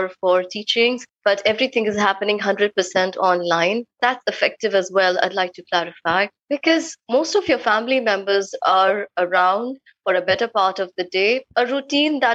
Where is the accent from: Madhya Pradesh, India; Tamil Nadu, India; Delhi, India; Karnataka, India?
Delhi, India; New Delhi; moved away as an adult; now in Kolkata, India; I come from New Delhi, but because I'm married here in Calcutta